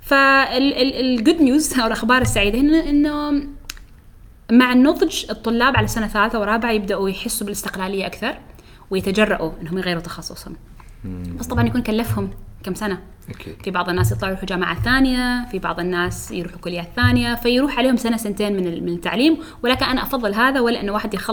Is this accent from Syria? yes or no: yes; Syria; ليش لانه لان انا بصفتي سوري